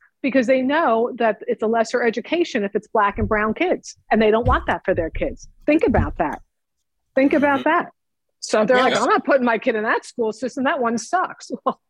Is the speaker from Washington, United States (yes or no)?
no; New Jersey, United States; growing up in New Jersey